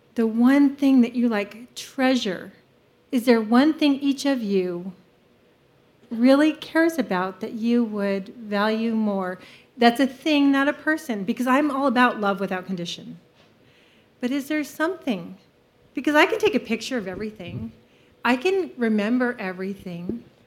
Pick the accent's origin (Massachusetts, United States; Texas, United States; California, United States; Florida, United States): California, United States; now in American Fork, United States; I'm from Salt Lake City, but really from California